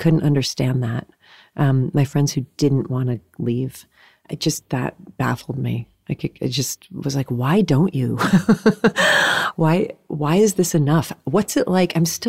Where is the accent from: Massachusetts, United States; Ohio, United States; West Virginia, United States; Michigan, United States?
Massachusetts, United States; I grew up in New England and in the Berkshires. It's really, really pretty there.